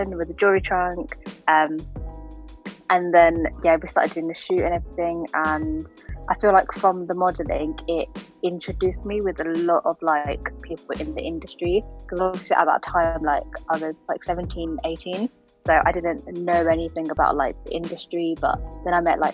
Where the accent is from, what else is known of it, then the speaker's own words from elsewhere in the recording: Hertfordshire, East of England, United Kingdom; I'm from Hertfordshire